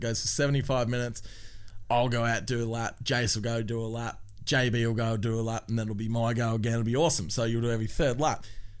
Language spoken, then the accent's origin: English; Tasmania, Australia; I'm from Tassie, that's right.